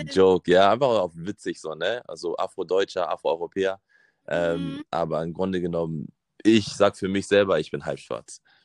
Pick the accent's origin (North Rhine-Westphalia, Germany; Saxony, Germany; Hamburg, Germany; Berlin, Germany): Hamburg, Germany; Also ich bin in Hamburg geboren und aufgewachsen